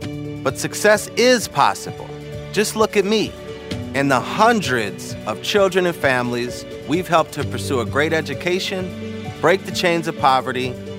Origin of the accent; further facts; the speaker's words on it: Minneapolis, Minnesota, United States; I was born in Minneapolis in 1985. We called the North Side home at that time, 18th and Queen.